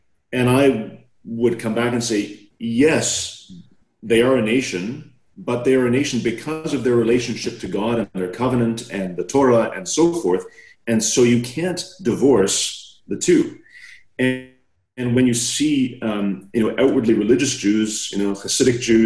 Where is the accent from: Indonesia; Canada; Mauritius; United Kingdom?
Canada; I'm a Canadian